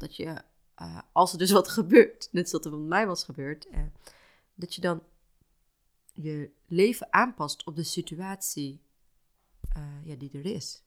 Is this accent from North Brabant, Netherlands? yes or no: no; Houten, Utrecht, Netherlands; now in Amsterdam, Netherlands; Ik ben niet opgegroeid in Amsterdam, ik ben opgegroeid in Houten